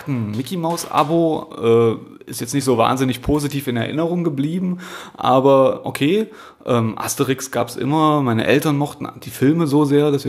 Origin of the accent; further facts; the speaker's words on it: Halle, Saxony-Anhalt, Germany; also born or lived in Magdeburg / Stuttgart; now in Berlin, Germany; Ich komme eigentlich aus Halle, habe in Magdeburg studiert, habe in Stuttgart gearbeitet, war in Tuttlingen eine Zeit lang, dann in Nürnberg